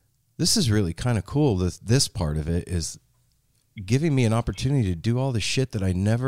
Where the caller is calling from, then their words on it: Portland, Oregon, United States; Portland, Oregon.